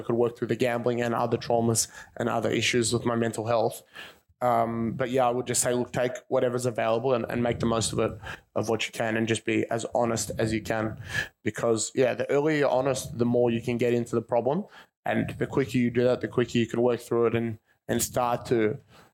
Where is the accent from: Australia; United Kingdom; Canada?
Australia; Caulfield, Victoria; I grew up just around here. I grew up in Caulfield.